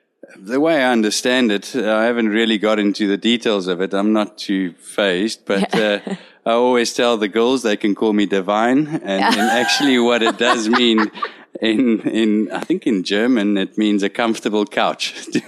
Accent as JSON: {"language": "English", "country": "South Africa", "said": "we arrived here as four South African guides"}